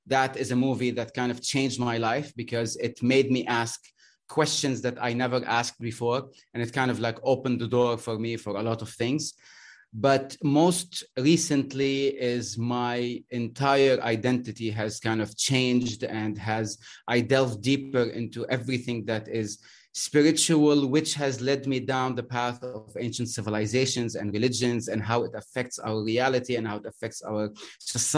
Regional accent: Lebanon; I'm Lebanese. I'm from the Arab world.

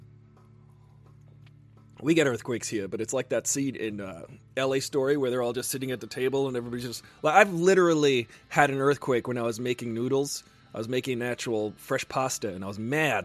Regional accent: New York, United States; moved away as an adult; I was driving here from New York, because I'm from New York originally

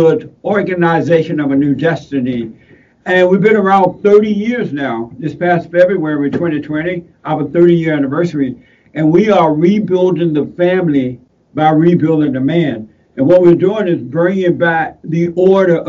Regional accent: Alabama, United States; When I was growing up in Alabama, I grew up in Alabama on a plantation down in Alabama. I was born there

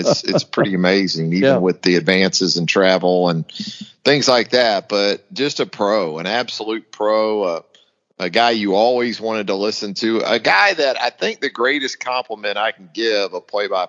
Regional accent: Northeast Florida, United States; growing up in Northeast Florida

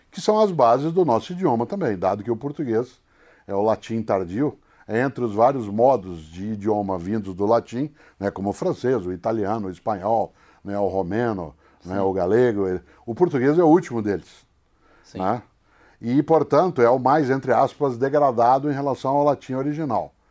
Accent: Brazil; accent: caipira; Inclusive porque esse sotaque que eu uso não é meu sotaque original. Esse é o sotaque que eu uso por conta da comunicação, de rádio, de TV. Eu sou caipira.

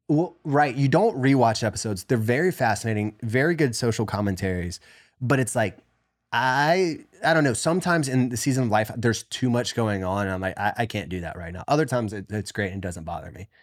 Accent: the South, United States; moved away; growing up in the South

